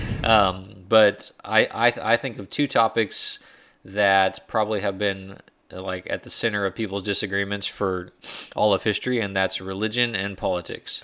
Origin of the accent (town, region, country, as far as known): United States